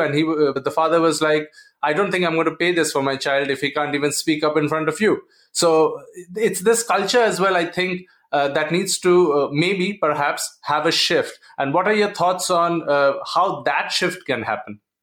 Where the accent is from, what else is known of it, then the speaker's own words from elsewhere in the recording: India; the family uh, values that we have in India and the structure that we have